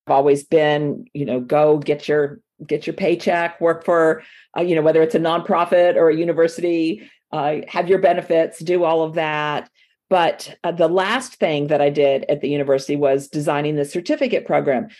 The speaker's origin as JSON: {"language": "English", "town": "Miami", "region": "Florida", "country": "United States", "tie": "born or raised there", "accent": "southern", "moved": "as an adult", "lives_now": "North Florida, United States", "said": "I was born in Miami and raised in Miami, but I've lived up here, up here in the South uh, most of my adult life"}